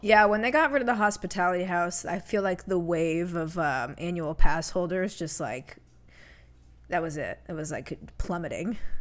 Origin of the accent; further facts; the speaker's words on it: Connecticut, United States; moved away; I grew up in Connecticut